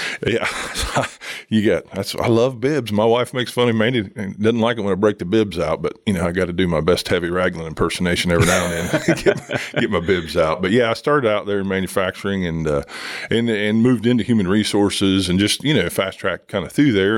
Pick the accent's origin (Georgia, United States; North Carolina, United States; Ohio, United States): Ohio, United States; Jackson; now in Chillicothe, United States; growing up in Jackson my whole life, I was in Chillicothe a lot